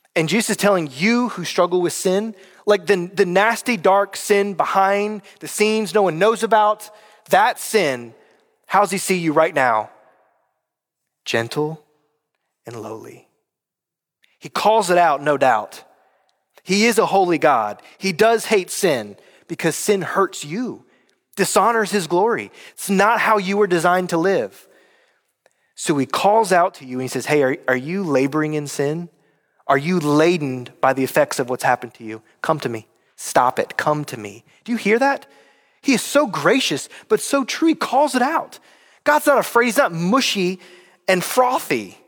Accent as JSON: {"language": "English", "region": "North Carolina", "country": "United States", "moved": "yes", "said": "I'm from North Carolina"}